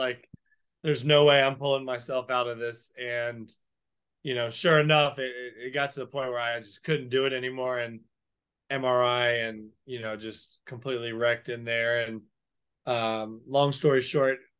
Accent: South Florida, United States; moved away; I'm from South Florida.

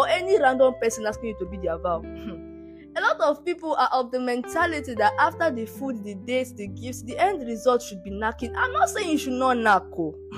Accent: Nigeria; even being a Nigerian

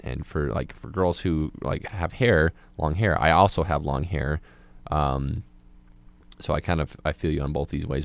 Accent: Moab, Utah, United States; moved away as an adult; I'm from a, a small community like Moab, um, and, like, I come from, like, a religious part of that community, a lot of the people there who, like, watched you grow up

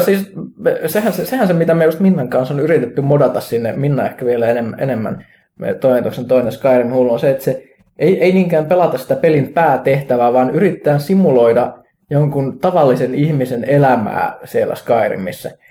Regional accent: Kajaani, Kainuu, Finland; mä Kajaanista kotosin

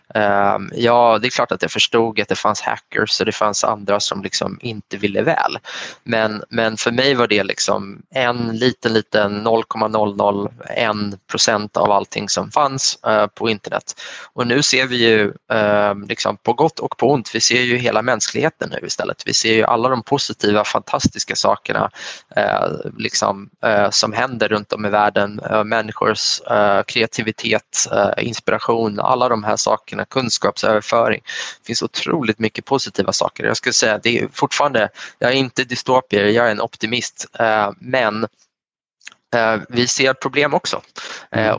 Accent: Sweden; Man kommer från en svensk bakgrund

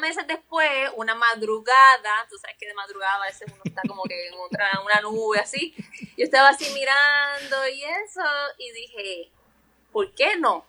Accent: Carolina, Puerto Rico; yo soy de Carolina

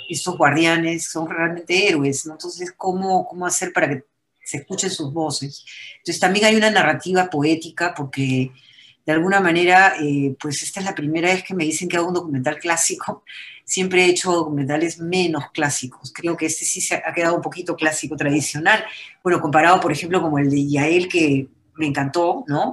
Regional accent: Peru; unirnos como peruanos

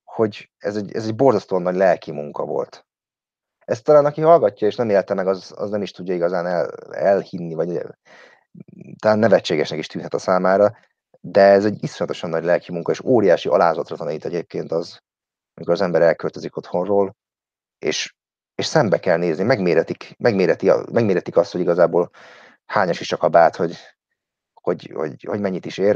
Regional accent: Hungary; moved away as an adult; now in London, United Kingdom; én is magyar vagyok

